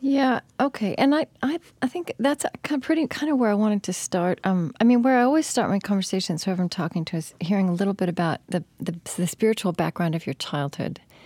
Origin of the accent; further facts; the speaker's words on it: Oklahoma, United States; also born or lived in New England; now in upper Midwest, United States; I grew up in Oklahoma